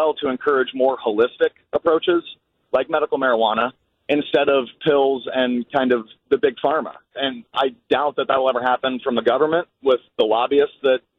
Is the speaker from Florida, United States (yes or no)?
no; Illinois, United States; So I'm from Illinois